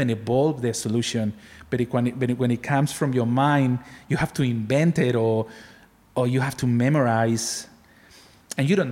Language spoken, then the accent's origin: English; Barcelona, Catalonia, Spain; now in Australia; I'm from Barcelona.